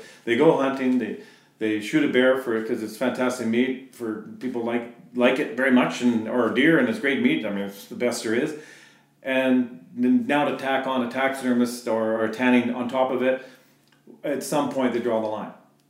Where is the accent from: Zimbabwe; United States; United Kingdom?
United States; Bradner; So we all hunted. And we grew up in Bradner, and hunting was, like we had a dairy farm